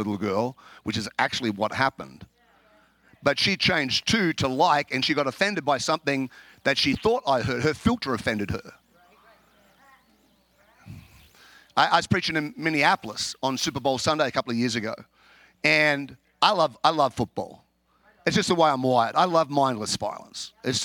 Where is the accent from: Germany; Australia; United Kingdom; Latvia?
Australia; now in Chicago, United States; I'm an Australian, if you haven't guessed. I live in America.